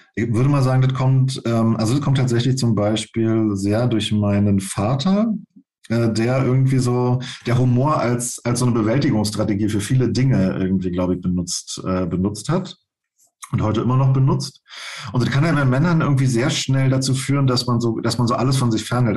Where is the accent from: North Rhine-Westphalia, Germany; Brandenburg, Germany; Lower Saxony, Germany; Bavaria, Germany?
Brandenburg, Germany; moved away; nochmal nach Brandenburg, allerdings nicht dahin, wo ich aufgewachsen bin, sondern woanders hin